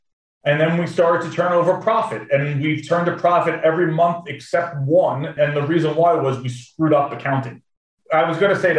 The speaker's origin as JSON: {"language": "English", "country": "United States", "said": "an American"}